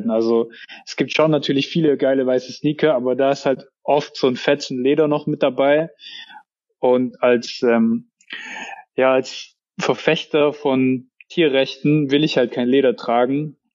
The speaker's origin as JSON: {"language": "German", "region": "Baden-Württemberg", "country": "Germany", "said": "Dann kosten irgendwie 700, 800 Euro so sehe ich halt dann als Schwabe auch nicht immer ein, mir sowas zu kaufen."}